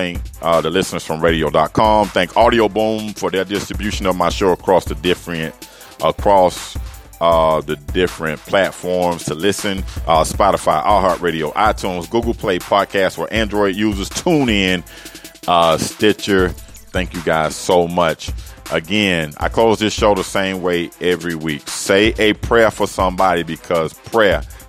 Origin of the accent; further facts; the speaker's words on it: Miami, Florida, United States; from the 305, my hometown, Miami, Florida